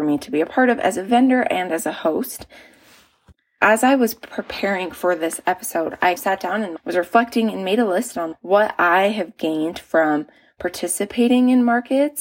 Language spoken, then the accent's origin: English; Utah, United States; moved away as an adult; we ended up moving back to my home state of Utah